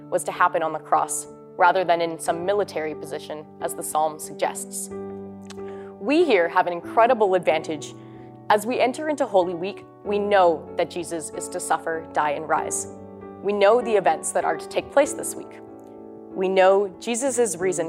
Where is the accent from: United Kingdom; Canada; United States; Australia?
Canada; St. Albert, Alberta; I'm from St. Albert, Alberta, and I'm a third-year student at St. Therese